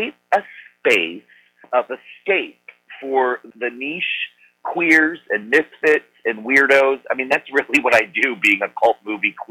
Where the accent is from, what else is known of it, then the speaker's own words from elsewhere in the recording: Annapolis, Maryland, United States; growing up in Annapolis, Maryland